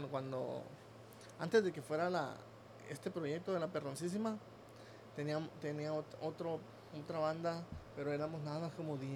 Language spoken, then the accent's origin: Spanish; Rosa Morada, Nayarit, Mexico; pero en realidad yo soy de ahí de Rosa Morada, Nayarit se llama